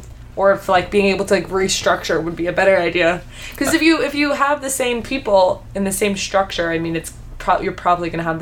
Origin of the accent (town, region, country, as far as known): United States